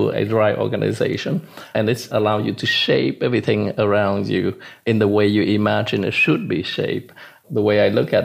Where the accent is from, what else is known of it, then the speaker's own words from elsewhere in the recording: Vietnam; moved away; also born or lived in Hong Kong / Canada; I was born in Vietnam and grew up in Vietnam during the wartime. But at the end of the war, my mom and dad put me on a boat to send me off. And that was back in 79